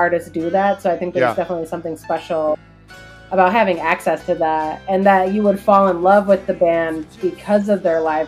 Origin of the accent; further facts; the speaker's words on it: Detroit, Michigan, United States; I'm from Detroit